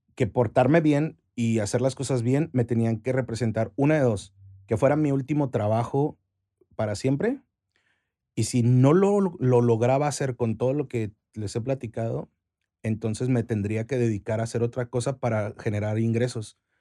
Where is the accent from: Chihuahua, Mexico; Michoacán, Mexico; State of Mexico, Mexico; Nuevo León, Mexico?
Chihuahua, Mexico; also born or lived in Cuauhtémoc, Chihuahua; soy chihuahuense 100% hasta, el, hasta la raíz